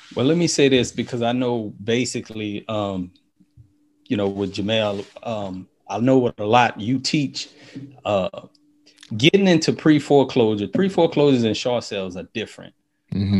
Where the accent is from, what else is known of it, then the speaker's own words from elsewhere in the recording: New Orleans, Louisiana, United States; now in Baton Rouge, United States; I grew up in New Orleans.